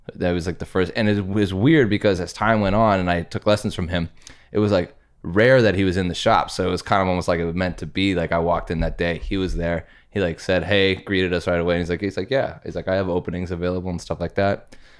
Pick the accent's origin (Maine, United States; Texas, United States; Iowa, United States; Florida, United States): Iowa, United States; Urbandale; I'm from Urbandale